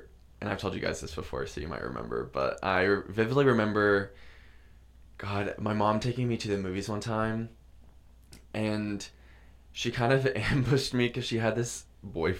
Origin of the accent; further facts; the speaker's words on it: Valdosta, Georgia, United States; I'm from Valdosta, Georgia